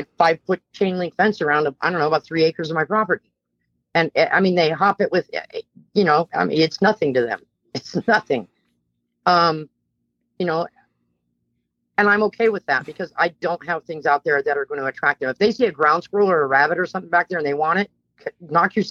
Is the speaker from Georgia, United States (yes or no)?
no; Bay Area, California, United States; I'm a California native. I was born and raised in the Bay Area of California